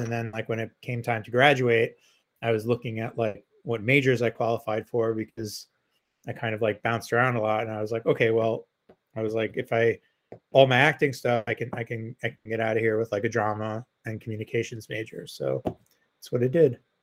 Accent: New York City, New York, United States; I grew up in Queens too, a nicer part of Queens than Joe grew up

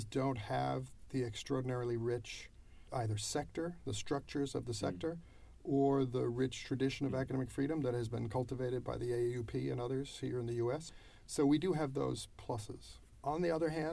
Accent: United States; I'm an American

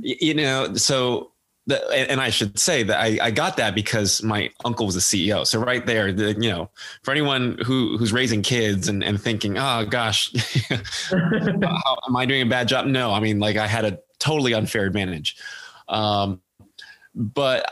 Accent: Foster City, California, United States; moved away as an adult; now in New York City, United States; I grew up in the Bay Area. I grew up in Foster City

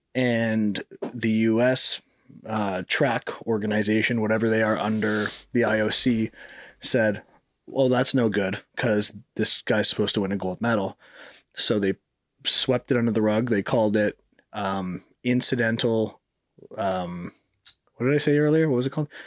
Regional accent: Canada; moved away; also born or lived in Miami; growing up in Canada

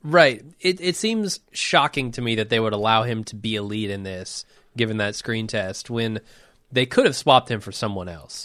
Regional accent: United States; as an American film goer

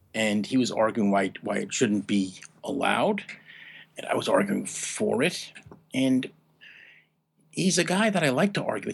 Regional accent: New York area, United States; now in Maine, United States; I grew up in the New York area

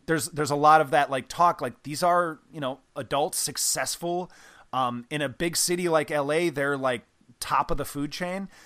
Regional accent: Midwest, United States; I grew up in the Midwest

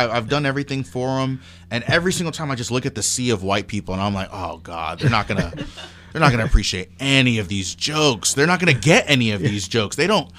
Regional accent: St. Cloud, Minnesota, United States; I'm from St. Cloud. Yeah. So that is my, like, my home.

